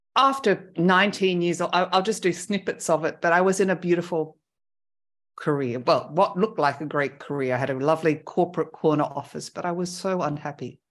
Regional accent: Australia; moved away as an adult; now in France; first winter as an Australian was pretty cold.

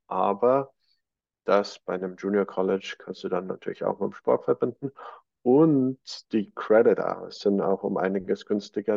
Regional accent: Germany; bei uns in Deutschland

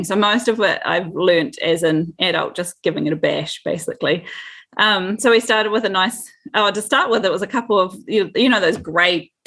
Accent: Dunedin, Otago, New Zealand; born or raised there

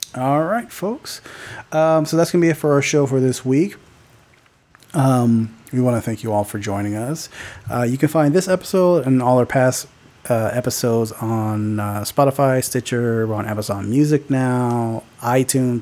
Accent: Fontana, California, United States; I grew up in Fontana.

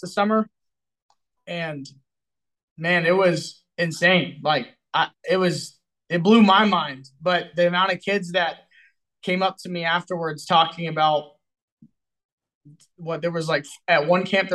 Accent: Texas, United States; I'm from Texas

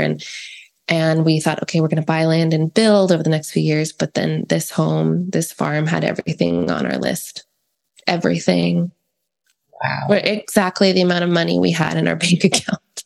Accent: East Coast, United States; now in California, United States; I'm from the East Coast

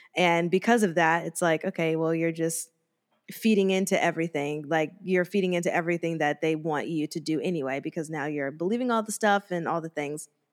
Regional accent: United States; that's only, like, an hour and a half from my hometown

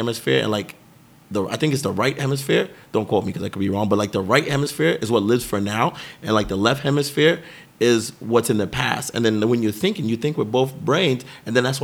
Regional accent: Hollywood, Florida, United States; I grew up in Hollywood, Florida

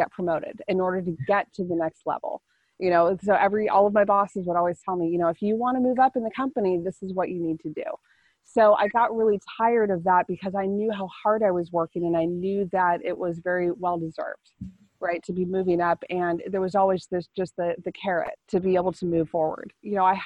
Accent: California, United States; I grew up in California.

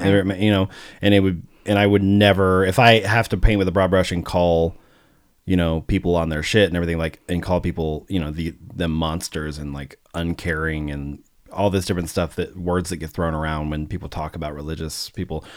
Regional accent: Arkansas, United States; moved away; also born or lived in St. Louis, Missouri / Oklahoma; I grew up in Arkansas

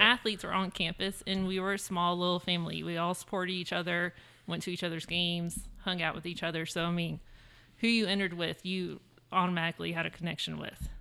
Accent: San Antonio, Texas, United States; also born or lived in Virginia; I grew up in San Antonio, um, well, majority of my life. My dad was in the military, so we moved once to Virginia, but then pretty much we're San Antonio the rest of my life

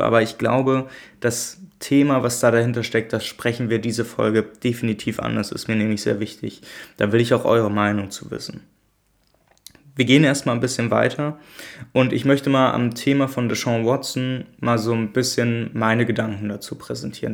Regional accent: Germany; ich komme aus Deutschland wie die meisten von euch

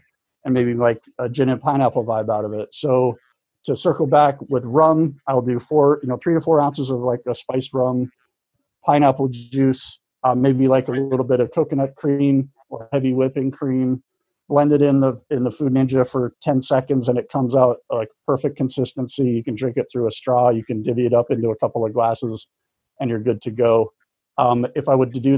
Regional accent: United States; also born or lived in Canada; growing up in America, even though I'm being Canadian born

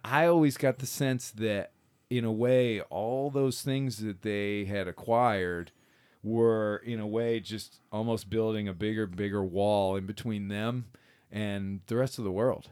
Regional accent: Michigan, United States; growing up in Michigan

